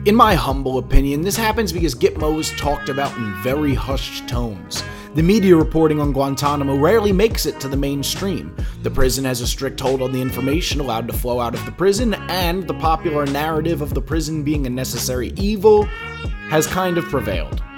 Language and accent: English; Philadelphia, Pennsylvania, United States; also born or lived in Bucks County, Pennsylvania; I'm from Philadelphia